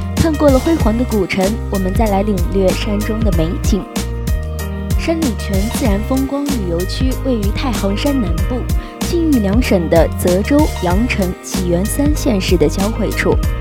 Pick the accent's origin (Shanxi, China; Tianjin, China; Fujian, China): Shanxi, China; Jincheng; 我的故乡山西靖城